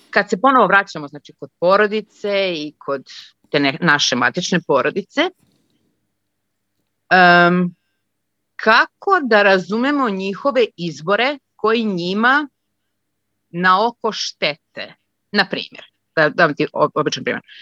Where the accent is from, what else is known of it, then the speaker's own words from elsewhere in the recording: Belgrade, Serbia; moved away as an adult; also born or lived in Croatia; now in Munich, Germany; trenutno živim u Minhenu, ali veliki izazov imam sa uopšte sa našim prostorima. Rodom sam iz Hrvatske, odrasla sam u Beogradu